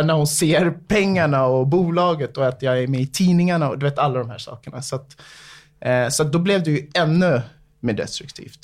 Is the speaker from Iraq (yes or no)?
no; Segeltorp, Stockholm County, Sweden; also born or lived in Bahamas; uppvuxen i Segeltorp, ett, eh, litet område, eh, strax utanför, eh, inre delen av Stockholm, det är en förort till, till Stockholm.